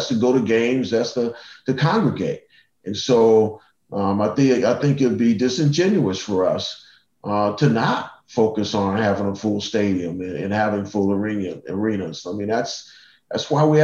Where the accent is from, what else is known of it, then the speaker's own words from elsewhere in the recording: Cleveland, Ohio, United States; I grew up in Cleveland.